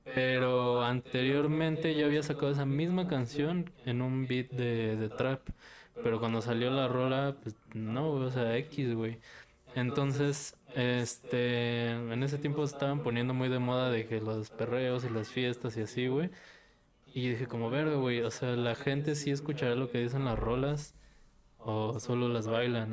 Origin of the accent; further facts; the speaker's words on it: Tultitlán, State of Mexico, Mexico; soy del estado, soy de Tultitlán